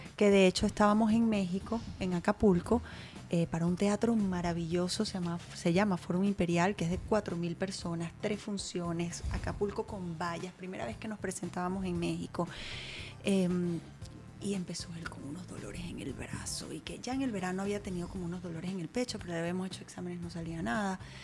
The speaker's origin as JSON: {"language": "Spanish", "country": "Venezuela", "moved": "as an adult", "lives_now": "United States"}